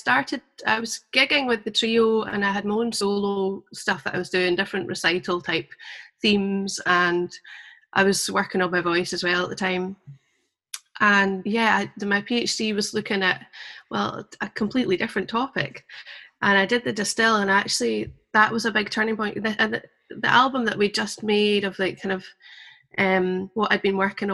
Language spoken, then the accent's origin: English; the Borders, Scotland, United Kingdom; also born or lived in Glasgow; I grew up in the Borders